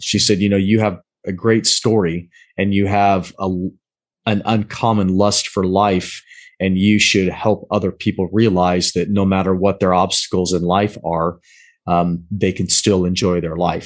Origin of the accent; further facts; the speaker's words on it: Pacific Northwest, United States; moved away as an adult; also born or lived in Southern Maryland / Spain; I grew up in the Pacific Northwest